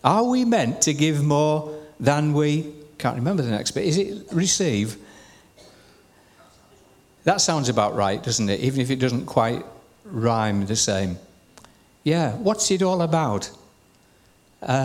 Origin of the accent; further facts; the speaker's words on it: Shildon, North East England, United Kingdom; I was born at 6 Strand Street, Shildon, County Durham